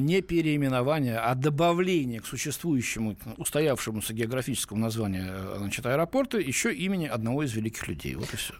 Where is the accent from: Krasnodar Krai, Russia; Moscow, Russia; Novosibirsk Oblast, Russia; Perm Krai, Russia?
Moscow, Russia; я в Москве родился